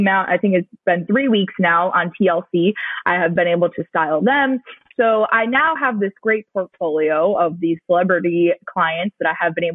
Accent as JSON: {"language": "English", "town": "Cleveland", "region": "Ohio", "country": "United States", "tie": "born or raised there", "moved": "yes", "lives_now": "South Florida, United States", "said": "growing up in Cleveland"}